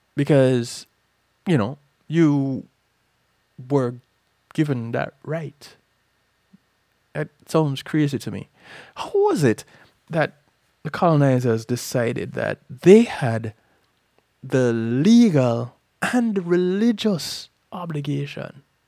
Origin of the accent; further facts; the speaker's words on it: Jamaica; I'm from Jamaica